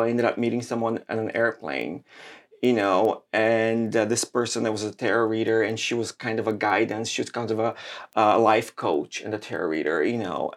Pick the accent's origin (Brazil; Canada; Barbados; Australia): Brazil; moved away; I grew up in Brazil